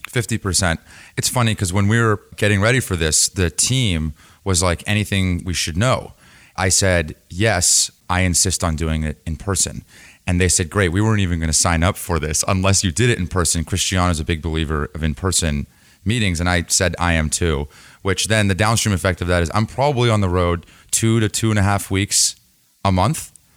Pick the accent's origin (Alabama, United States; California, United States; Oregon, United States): California, United States; San Diego; I grew up in San Diego